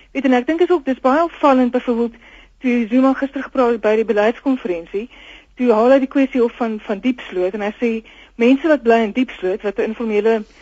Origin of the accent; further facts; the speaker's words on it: South Africa; Ons is tog almal Suid-Afrikaners